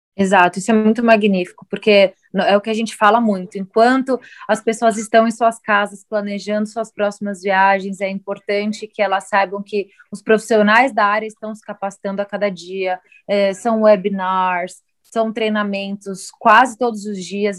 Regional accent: Brazil

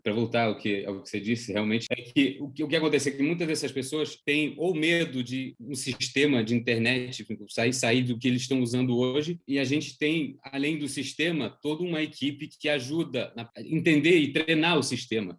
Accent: Switzerland; moved away; also born or lived in Brazil; eu que nasci aqui na Suíça, resolvi voltar, morar aqui na minha, na minha terra natal

